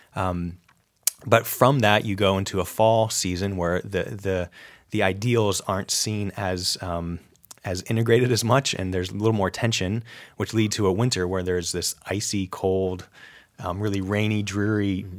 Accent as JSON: {"language": "English", "region": "upstate New York", "country": "United States", "tie": "born or raised there", "said": "I grew up in New, upstate New York, actually I didn't grow up very far from an Amish community"}